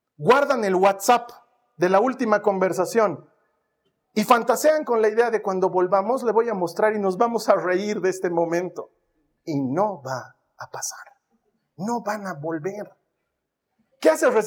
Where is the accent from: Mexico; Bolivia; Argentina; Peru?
Bolivia; moved away; lo lindo que era la vida en Bolivia